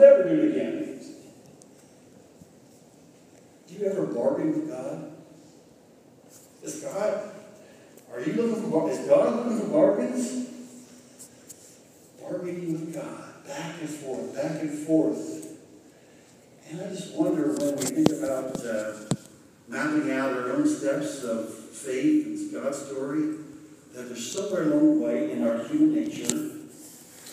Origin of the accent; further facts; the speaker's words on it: Greenfield, Ohio, United States; growing up in Highland County in Greenfield